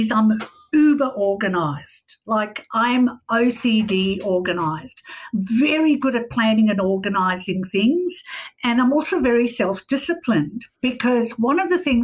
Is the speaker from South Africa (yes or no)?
yes; South Africa; I grew up in South Africa during apartheid.